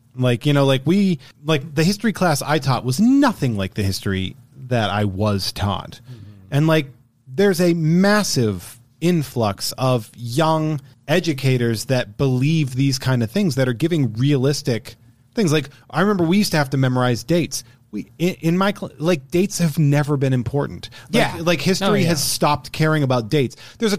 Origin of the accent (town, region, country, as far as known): Massachusetts, United States